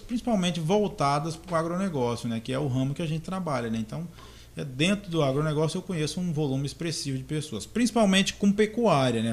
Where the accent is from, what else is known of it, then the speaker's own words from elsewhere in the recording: Goiás, Brazil; moved away as an adult; also born or lived in Doverlândia, Goiás; now in Confresa, Brazil; Eu nasci e me criei em algumas fazendas em Goiás